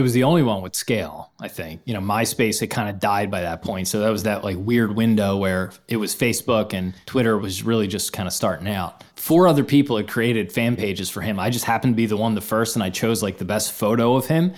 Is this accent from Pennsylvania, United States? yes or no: yes; Philadelphia, Pennsylvania, United States; growing up in Philadelphia, huge Philadelphia sports fan